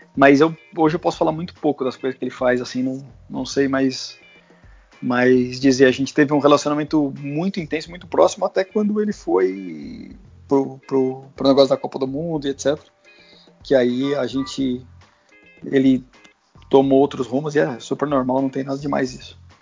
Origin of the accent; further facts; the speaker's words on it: Guarulhos, São Paulo, Brazil; eu sou de Guarulhos, sou filho de pai e mãe professor da rede pública